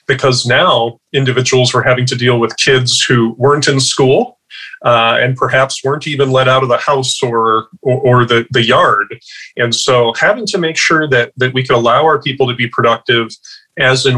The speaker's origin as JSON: {"language": "English", "region": "Midwest", "country": "United States", "moved": "yes", "lives_now": "Washington, United States", "said": "From the Midwest originally, I'm now out in Washington"}